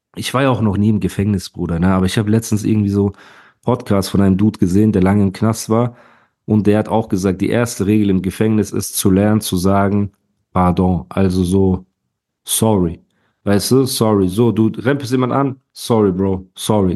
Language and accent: German; Heidelberg, Baden-Württemberg, Germany; als Heidelberger